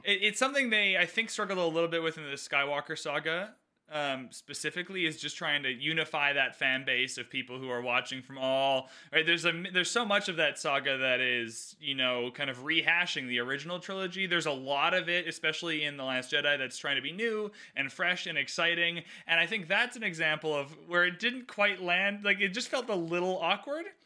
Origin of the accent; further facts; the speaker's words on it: Canada; I'm Canadian